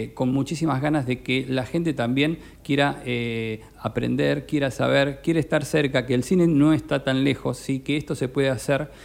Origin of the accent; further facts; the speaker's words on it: Necochea, Buenos Aires Province, Argentina; moved away as an adult; now in Mar del Plata, Argentina; soy necochense, estoy radicado desde que me fui a estudiar allí